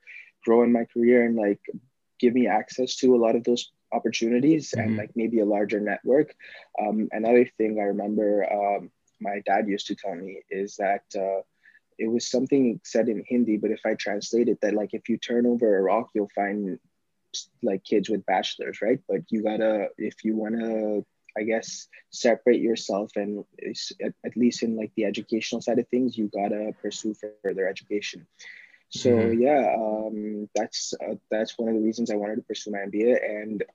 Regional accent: Dubai, United Arab Emirates; moved away as an adult; also born or lived in Pakistan; now in Toronto, Canada; Born in Pakistan, but like, I was raised in Dubai most of my life.

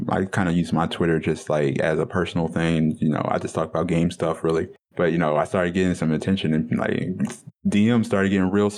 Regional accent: Detroit, Michigan, United States; the culture that I come from and from Detroit

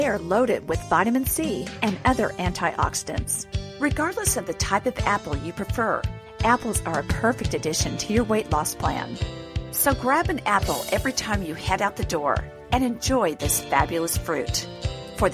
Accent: Pacific Northwest, United States; growing up in the Pacific Northwest

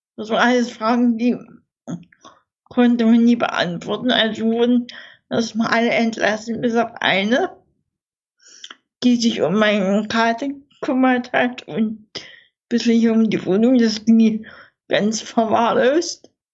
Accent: Dresden, Saxony, Germany; bei uns in Dresden

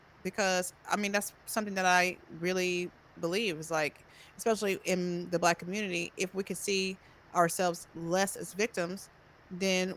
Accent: Tomball, Texas, United States; growing up in Tomball

